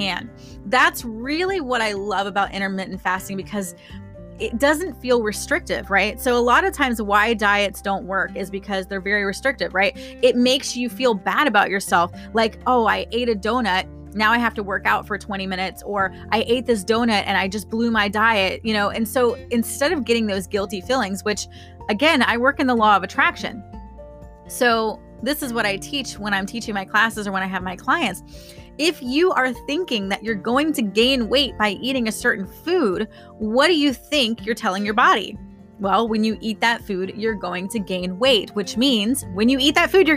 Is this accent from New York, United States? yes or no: no; Florida, United States; I'm from Florida